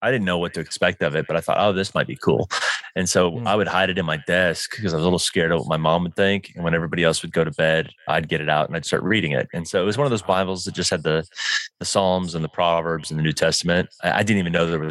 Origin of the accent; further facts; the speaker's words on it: Dallas, Texas, United States; now in Denver, United States; I'm originally from Dallas, Texas